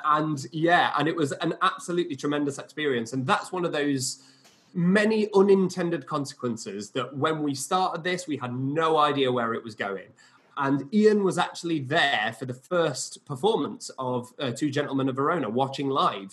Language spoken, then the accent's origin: English; Barnsley, Yorkshire and the Humber, United Kingdom; I'm from Barnsley originally, which is a kind of working class northern former mining town